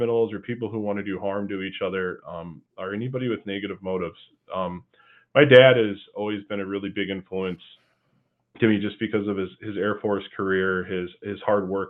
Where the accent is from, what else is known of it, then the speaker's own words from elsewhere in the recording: Coon Rapids, Minnesota, United States; I grew up in Coon Rapids, Minnesota, attended elementary school, middle school, and high school there